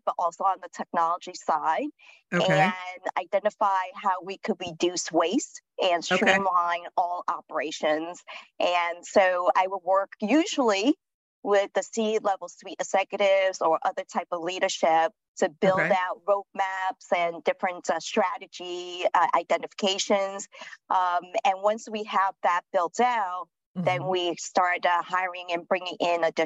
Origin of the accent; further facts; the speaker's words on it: New York City, New York, United States; moved away as an adult; also born or lived in London / Seattle / Washington, District of Columbia, United States; now in Charlotte, United States; I'm originally from New York City, born and raised in Manhattan, lived there most of my life.